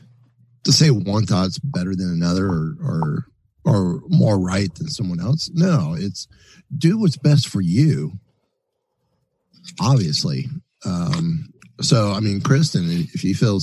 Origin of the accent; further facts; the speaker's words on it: Kissimmee, Florida, United States; I am from Kissimmee, Florida